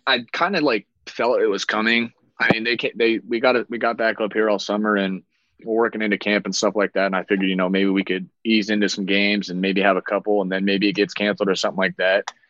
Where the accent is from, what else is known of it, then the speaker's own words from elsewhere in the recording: Iowa, United States; moved away; obviously being from there